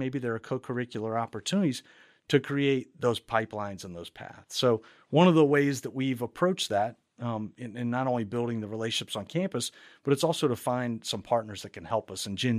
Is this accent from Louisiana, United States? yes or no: yes; Baton Rouge, Louisiana, United States; my background being in and around higher ed, I grew up at LSU in Baton Rouge, Louisiana